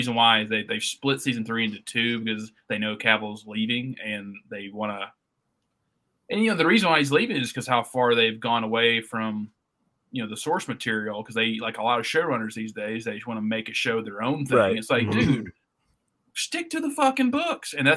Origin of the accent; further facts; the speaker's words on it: United States; as an American